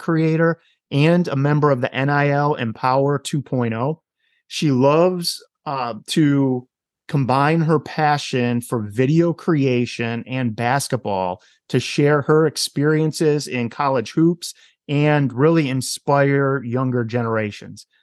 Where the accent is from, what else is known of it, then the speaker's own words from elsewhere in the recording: Wisconsin, United States; my home state of Wisconsin